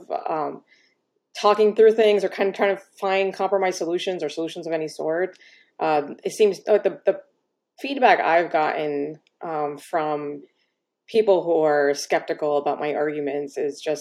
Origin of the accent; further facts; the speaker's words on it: Miami, Florida, United States; I grew up in Miami, Florida